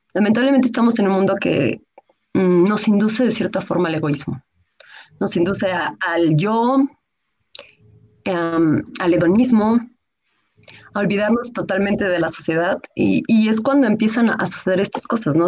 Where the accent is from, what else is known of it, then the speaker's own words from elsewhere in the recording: Mexico; also born or lived in Mexico City; soy escritora, soy mexicana. Ahorita, bueno, me encuentro en el Estado de México. Yo soy, bueno, vivo en Ciudad de México